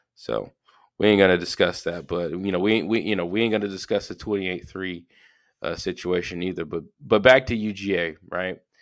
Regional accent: Georgia, United States; I'm from Georgia. I'm, I live in middle Georgia

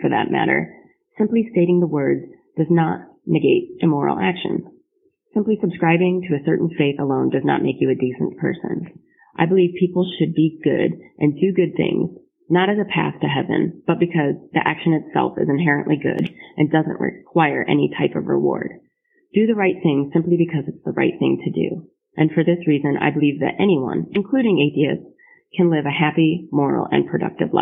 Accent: Grand Rapids, Michigan, United States; moved away as an adult; now in Dayton, United States; I'm originally from Grand Rapids, Michigan, but I'm currently serving in the United States Air Force as an officer stationed at Wright-Patterson Air Force Base in Dayton, Ohio.

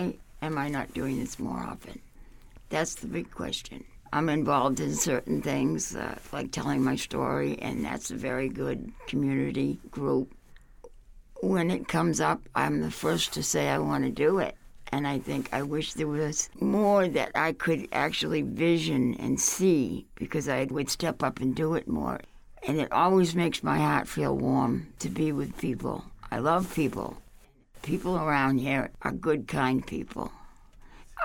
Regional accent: Boston, Massachusetts, United States; now in Upper Valley, United States; I grew up in Boston, and we left Boston and moved out to the outskirts of, like, you know, small towns.

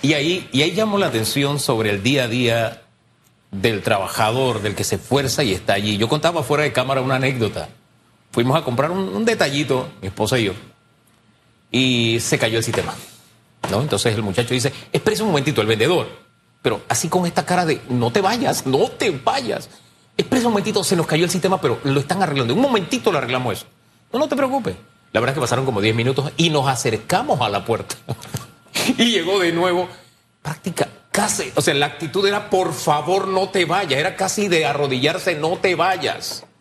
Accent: Panama; yo soy de Tierra Saldas

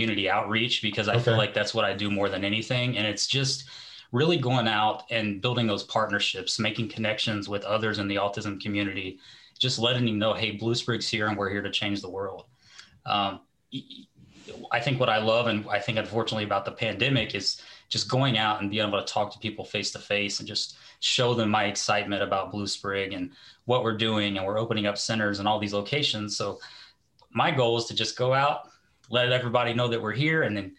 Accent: Middletown, Ohio, United States; moved away; I come from Middletown, Ohio

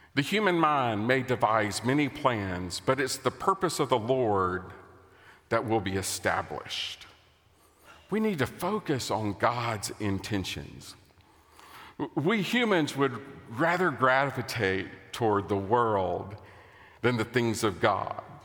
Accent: United States; As an American

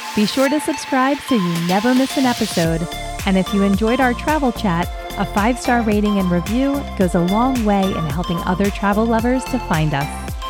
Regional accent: Philadelphia, Pennsylvania, United States; growing up on Philadelphia's public transportation

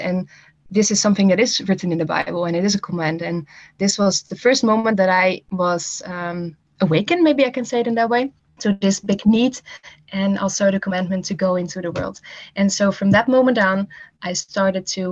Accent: Netherlands; English is a second language; moved away as an adult; I'm from the Netherlands originally, and I'm from a smaller town and grew up there

